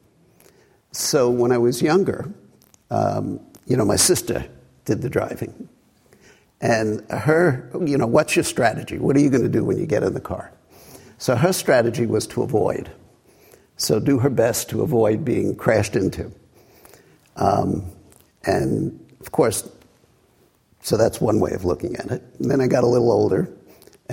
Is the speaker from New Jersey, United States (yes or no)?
no; New York City, New York, United States; a kid growing up in Brooklyn